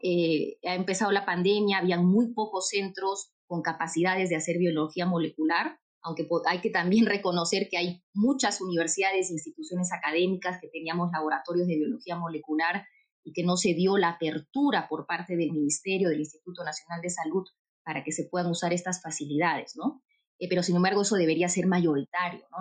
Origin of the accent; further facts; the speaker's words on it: Urubamba, Cusco, Peru; Yo soy cusqueña y toda mi vida he vivido en el Cusco, en Urubamba